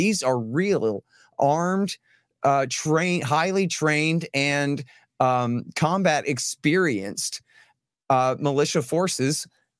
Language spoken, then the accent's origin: English; Texas, United States; I'm a Texan. I'm from here.